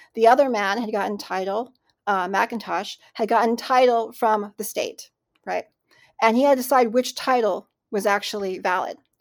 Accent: Richland, Washington, United States; also born or lived in Cleveland, Ohio; I grew up in Richland, Washington

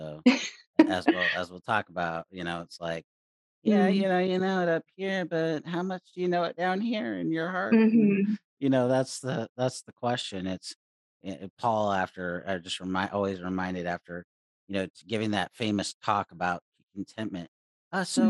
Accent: California, United States; now in Oregon, United States; being Californian out here in Oregon

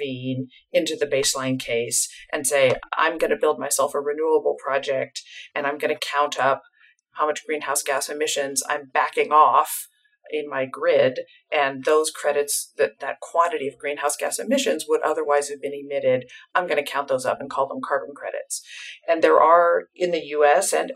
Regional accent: United States; being an American, and I work a fair amount in Europe

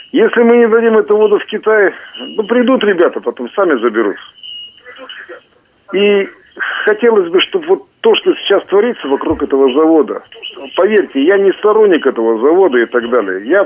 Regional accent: Irkutsk, Irkutsk Oblast, Russia; Я старый байкальский рыбак, должен представиться как иркутянин и как старый байкальский рыбак.

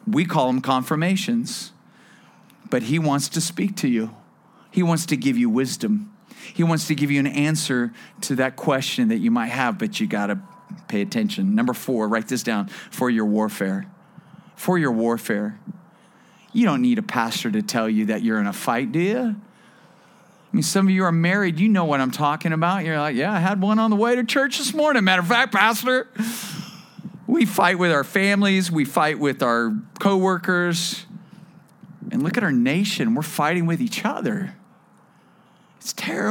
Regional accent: Bakersfield, California, United States; also born or lived in Las Vegas; now in Thousand Oaks, United States; I'm a desert guy. I grew up in Bakersfield

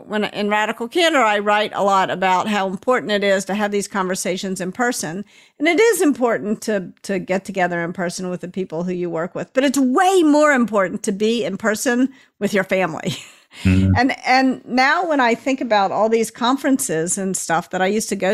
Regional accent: Memphis, Tennessee, United States; now in California, United States; I grew up in Memphis and I live in California

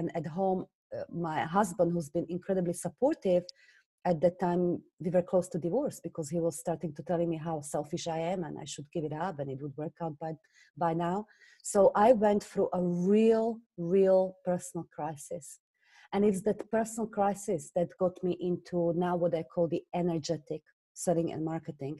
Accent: Slovakia; English is a second language; moved away as an adult; now in London, United Kingdom; you hear from my accent, I originally come from Slovakia. I moved to England when I was just 19

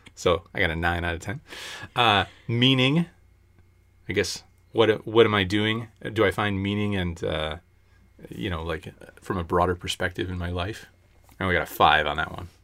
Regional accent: United States

